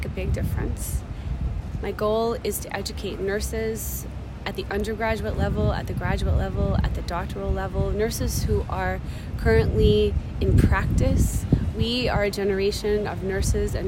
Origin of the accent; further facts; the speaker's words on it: United States; We are all from the United States